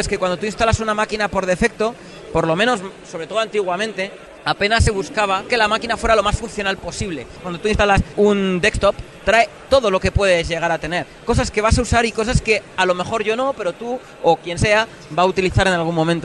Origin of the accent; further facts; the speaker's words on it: Logroño, La Rioja, Spain; now in Madrid, Spain; vivo en Madrid, pero soy de una, del norte de España, una ciudad pequeña que se llama Logroño